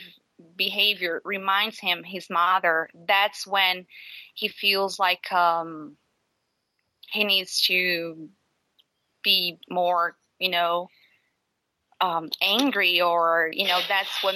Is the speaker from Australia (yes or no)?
no; Brazil; moved away; I'm from Brazil